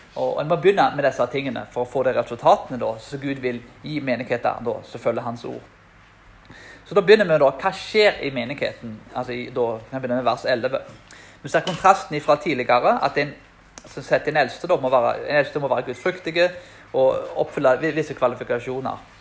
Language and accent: Norwegian; Karmøy, Rogaland, Norway; til og med der jeg er fra. Som er en, eh, Den hellige øy, som de kaller Karmøyene.